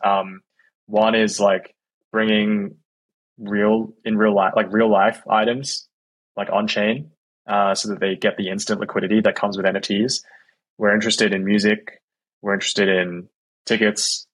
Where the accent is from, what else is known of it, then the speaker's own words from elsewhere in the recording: Australia; moved away as an adult; also born or lived in San Francisco, United States; now in United States; I'm from Australia